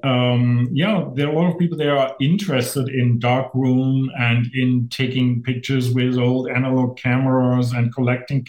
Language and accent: English; Germany; moved away as an adult; now in Saskatchewan, Canada; I'm originally from Germany, and I moved here because of that job